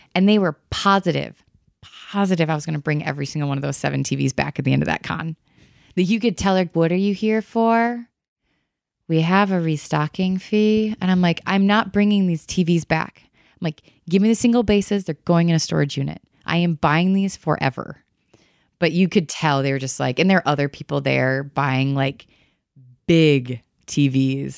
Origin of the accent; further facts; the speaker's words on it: Michigan, United States; I grew up in Michigan